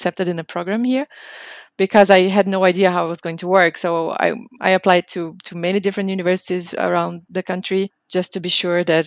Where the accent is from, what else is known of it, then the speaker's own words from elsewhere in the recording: Brazil; moved away as an adult; also born or lived in Bamberg, Germany; now in Freising, Germany; I am originally from Brazil. Now I live in Freising near Munich.